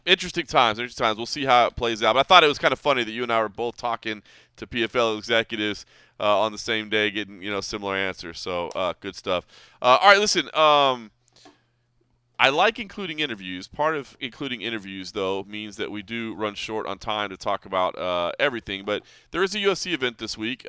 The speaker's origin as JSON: {"language": "English", "town": "Dallas", "region": "Texas", "country": "United States", "tie": "born or raised there", "moved": "yes", "lives_now": "Las Vegas, United States", "said": "I grew up in Dallas."}